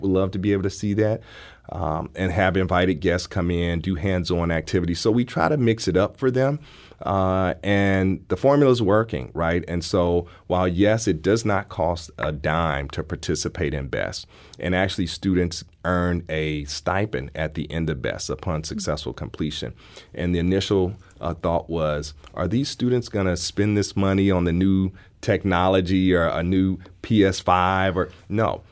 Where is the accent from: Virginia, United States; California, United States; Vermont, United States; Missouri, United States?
Missouri, United States; St. Louis; I'm from Saint Louis, uh, I even went to school away and came back